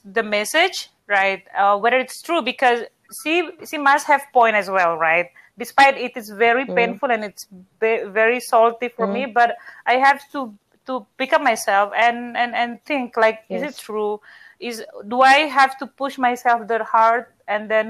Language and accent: English; Medan, North Sumatra, Indonesia; accent: Batak; English is a second language; I'm from Medan